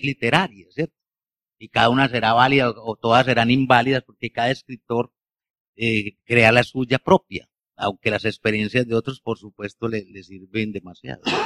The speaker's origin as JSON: {"language": "Spanish", "town": "Bello", "region": "Antioquia", "country": "Colombia", "tie": "born or raised there", "said": "yo como nací en Bello y nací en este Valle de Aburrá, tengo la cultura de los obreros"}